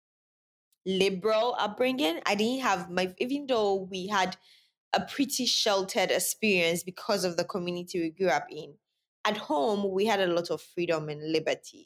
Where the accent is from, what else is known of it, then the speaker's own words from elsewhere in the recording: Sunyani, Bono, Ghana; also born or lived in Accra; I was born in Accra, but I was raised in Sunyani